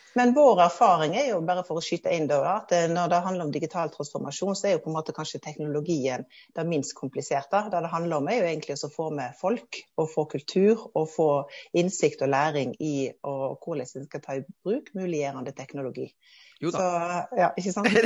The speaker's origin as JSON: {"language": "Norwegian", "area": "Hardanger, Western Norway", "region": "Vestland", "country": "Norway", "tie": "born or raised there", "moved": "as an adult", "lives_now": "Oslo, Norway", "said": "Jeg er oppvokst i Hardanger, på Vestlandet i Norge. Men har de siste 20 årene bodd og jobba her i Oslo"}